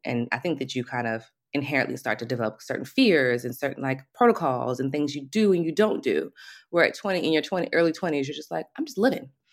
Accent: Alexandria, Virginia, United States; moved away as an adult; also born or lived in Washington, D.C.; now in Paris, France; I'm originally from D C, you know, D and V, Virginia. So, lived in D C, lived in Virginia most of my life. Alexandria, Virginia, so right outside of D C.

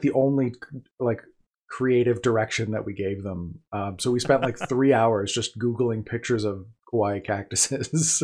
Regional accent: Manitoba, Canada; I'm from Manitoba, Canada

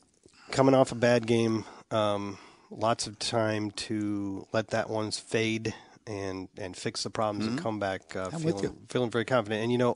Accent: Midwest, United States; I grew up in the Midwest.

